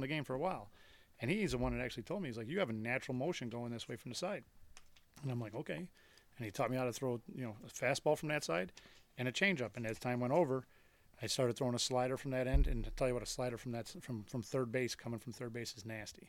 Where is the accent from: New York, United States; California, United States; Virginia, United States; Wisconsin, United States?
New York, United States; Buffalo; I grew up in South Buffalo